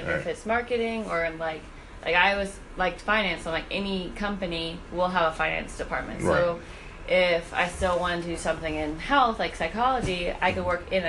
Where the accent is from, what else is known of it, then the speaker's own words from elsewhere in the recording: New York, United States; And that was like growing up in New York, like you got used to that.